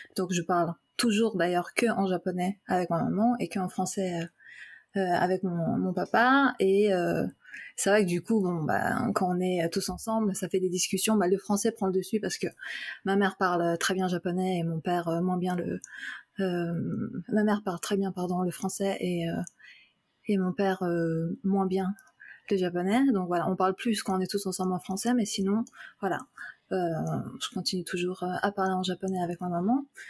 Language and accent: French; France; first language French and Japanese; moved away; je suis née en France. J'ai fait toute ma, euh, mon éducation, ma, scolarité en France